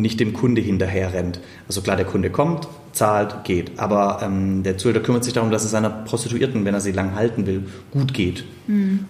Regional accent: Stuttgart, Baden-Württemberg, Germany; accent: Swabian; moved away; also born or lived in Saxony; nach Stuttgart in meine Heimatstadt.

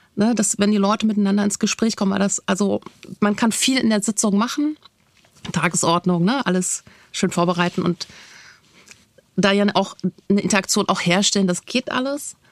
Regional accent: Berlin, Germany; für mich als Berlinerin

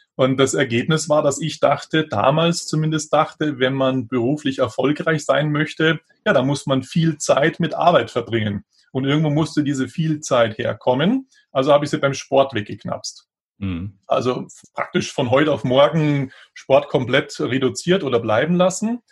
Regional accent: Munich, Bavaria, Germany; also born or lived in Gräfelfing; Also geboren bin ich in Grefelfing, das ist ein Vorort von München, aber der ist inzwischen fast schon eingewachsen. Also es gehört mhm. schon fast zu München dazu. Aber das war nur die Geburtsklinik und dann ja, aufgewachsen, dann eben in München

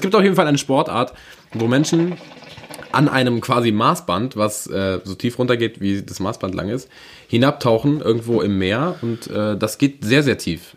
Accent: Berlin, Germany; moved away; Ich bin ein richtiger waschechter Berliner Wohne aber schon ganz lange nicht mehr

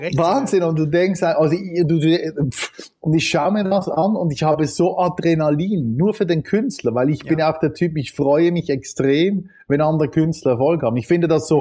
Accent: Switzerland; bei uns in der Schweiz

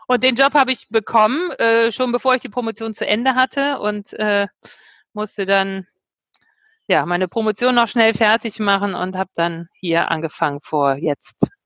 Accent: Bremen, Germany; moved away as an adult; also born or lived in London, United Kingdom; also, ähm, ich bin ein äh, Akademikerkind, ähm, aufgewachsen in Bremen, ähm, habe Abitur gemacht, bin dann mangels Zukunftsideen nach London gegangen, habe dort erstmal gejobbt, dann irgendwann auch in England, London studiert.

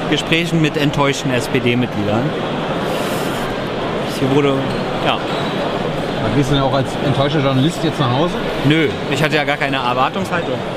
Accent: Berlin, Germany; das mag ich als Berliner

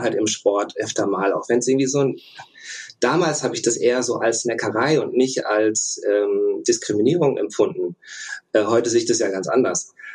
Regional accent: Russia; moved away; ich bin in Russland geboren, beide Elternteile ähm, sind russisch

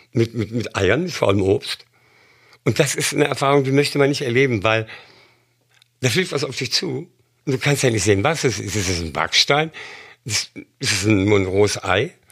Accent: Germany; moved away; also born or lived in London / Berlin; als Deutscher

